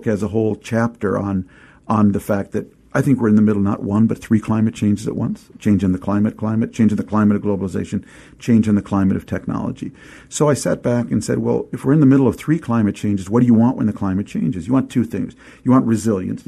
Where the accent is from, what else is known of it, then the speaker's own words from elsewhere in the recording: St. Louis Park, Minnesota, United States; the amazing community I grew up in outside of Minneapolis, a small town/suburb called St. Louis Park.